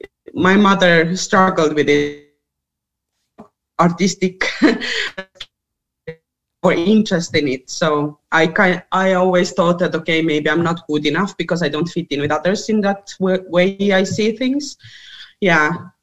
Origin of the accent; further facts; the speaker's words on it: Estonia; moved away as an adult; also born or lived in Soviet Union / Zambia; now in Denmark; And I'm coming from Estonia originally. I came 2009. I came to Denmark to participate in volunteer program.